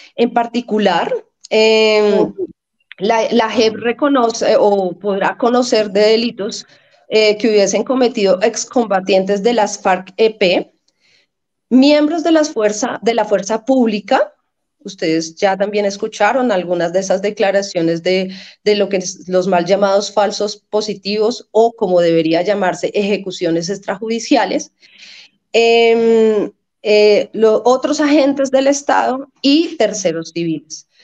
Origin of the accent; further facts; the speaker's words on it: Colombia; como colombianos